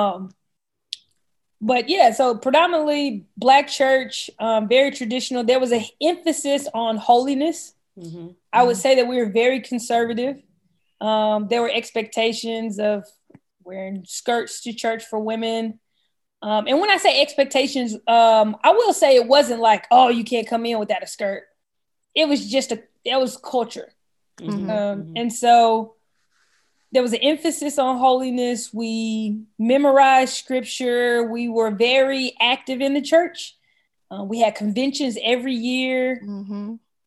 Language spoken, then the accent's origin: English; Pearl, Mississippi, United States; I'm from Pearl, Mississippi, which is right outside of Jackson.